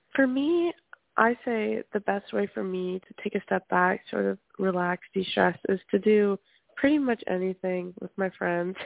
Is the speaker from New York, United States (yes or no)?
no; Louisiana, United States; moved away as an adult; now in Berkeley, United States; I'm from Louisiana.